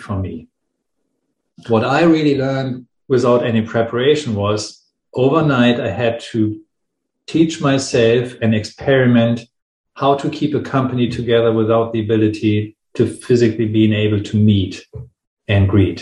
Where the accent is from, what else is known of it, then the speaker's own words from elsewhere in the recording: Hamburg, Germany; my hometown, Hamburg